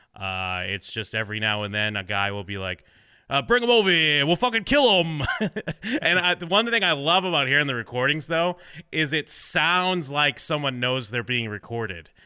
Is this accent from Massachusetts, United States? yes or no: yes; New England, outside of Boston, Massachusetts, United States; I grew up in New England, uh, outside of Boston